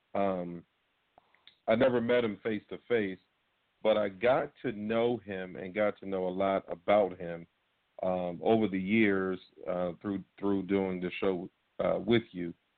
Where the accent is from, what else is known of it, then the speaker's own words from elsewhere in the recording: Norfolk, Virginia, United States; the Norfolk Scope, a big arena in my hometown